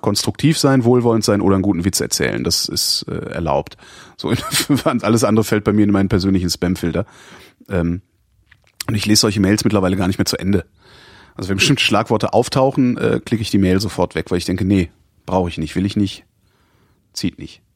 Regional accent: West Germany, Germany; now in Berlin, Germany; ich komme aus dem Westen

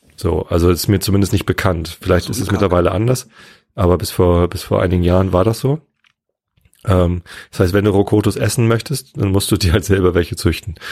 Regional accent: Wistedt, Lower Saxony, Germany; Ich bin ja in Wisted aufgewachsen

